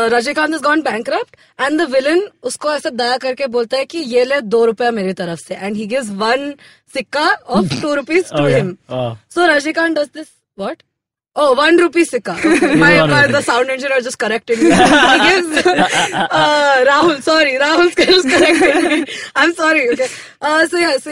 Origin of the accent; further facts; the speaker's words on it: Abu Dhabi, United Arab Emirates; I'm from Abu Dhabi